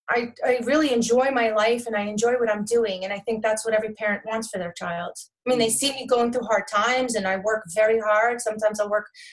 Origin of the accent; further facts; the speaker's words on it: New Jersey, United States; also born or lived in Staten Island, New York / Toms River, New Jersey; But I live in Toms River, New Jersey. I've been here for about 14 years, but I've been a New Jersey resident my entire life